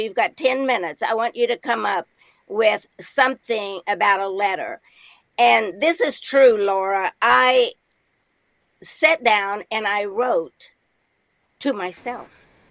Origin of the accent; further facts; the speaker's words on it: Indiana, United States; moved away as an adult; now in Nashville, United States; I was from Indiana, a midwestern town